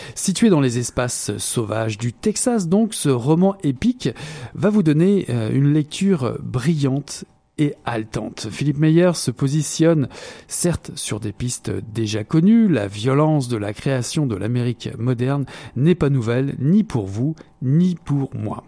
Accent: Quebec, Canada; nous revenons chez nous au Québec

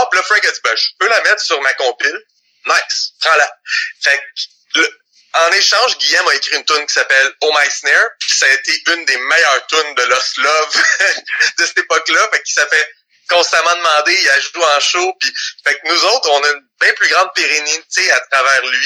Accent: Le Gardeur, Quebec, Canada; on vient du Le Gardeur

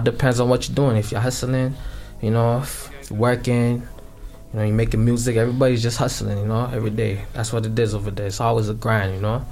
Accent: Toronto, Ontario, Canada; also born or lived in Scarborough; I'm from Scarborough, but I was raised in Regent Park

